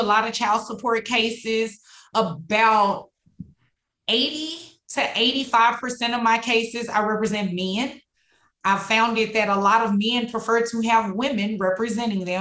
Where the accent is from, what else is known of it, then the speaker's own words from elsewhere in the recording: Dallas, Texas, United States; also born or lived in Houston, Texas; I was born and raised here in Dallas, specifically in Oak Cliff